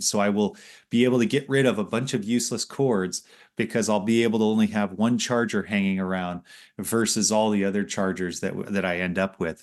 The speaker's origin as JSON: {"language": "English", "town": "Los Angeles", "region": "California", "country": "United States", "tie": "born or raised there", "moved": "yes", "said": "growing up in Los Angeles"}